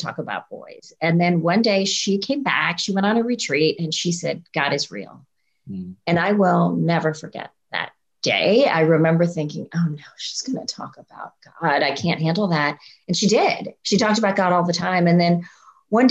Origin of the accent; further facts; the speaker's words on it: India; I was born in India to Christian parents